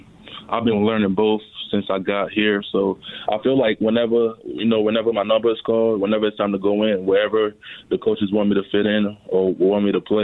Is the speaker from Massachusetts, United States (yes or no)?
no; Baltimore, Maryland, United States; also born or lived in Nigeria / North Carolina; So I was born in Nigeria. I moved to North Carolina with my family around the age of three. Went back to Nigeria around the age of five, and then me and my family moved to Baltimore around the age of eight.